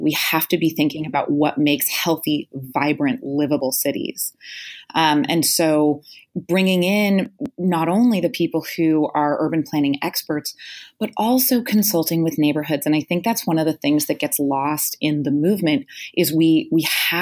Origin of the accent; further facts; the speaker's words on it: Walnut Creek, California, United States; also born or lived in Los Angeles, California; we were born and raised in Walnut Creek, California